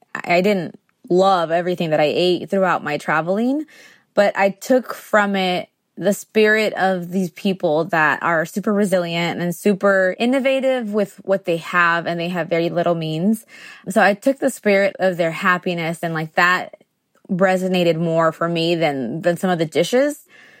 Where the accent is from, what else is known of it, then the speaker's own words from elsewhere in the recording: Tijuana, Baja California, Mexico; also born or lived in San Diego, United States / Guadalajara, Mexico; I was born in San Diego, but we lived in Tijuana. And then when we left Tijuana in the 90s to San Diego, we still had one foot in each country.